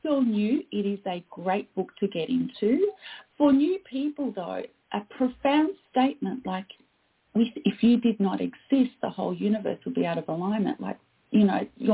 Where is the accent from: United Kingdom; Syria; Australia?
Australia; also born or lived in Canada; I am Australian.